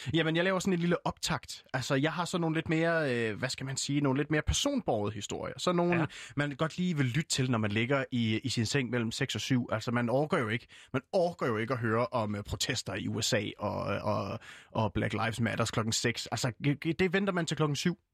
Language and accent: Danish; Fredericia, Southern Denmark, Denmark; jeg er jo øh, født og opvokset i Fredericia